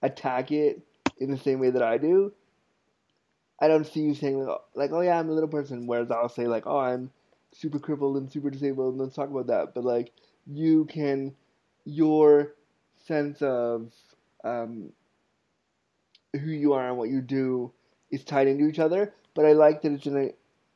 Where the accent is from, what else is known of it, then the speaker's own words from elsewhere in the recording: United States; now in Canada; I was born in the States